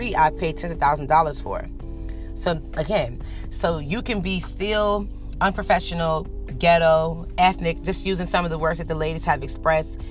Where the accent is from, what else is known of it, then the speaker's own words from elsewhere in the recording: Norfolk, Virginia, United States; I'm from Norfolk. I have a bachelor's degree. I'm working on my master's degree